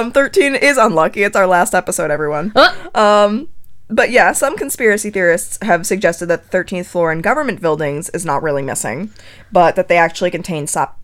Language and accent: English; right outside of Newtown, Connecticut, United States; I grew up right outside of Newtown